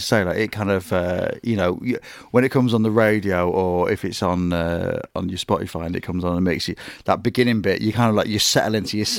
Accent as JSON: {"language": "English", "town": "Grimsby", "region": "Yorkshire and the Humber", "country": "United Kingdom", "tie": "born or raised there", "moved": "yes", "said": "growing up in Grimsby"}